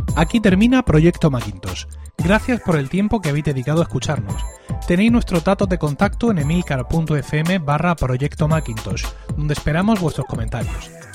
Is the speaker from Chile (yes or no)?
no; Blanca, Region of Murcia, Spain; mi pueblo de 6.000 habitantes teníamos un corresponsal de La Verdad, de La Verdad que es el principal diario de la región